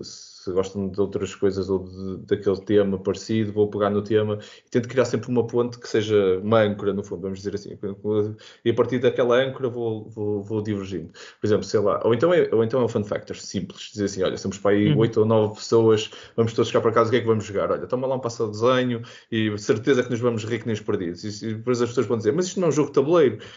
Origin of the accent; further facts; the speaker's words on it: Porto, Norte, Portugal; eu sou do Porto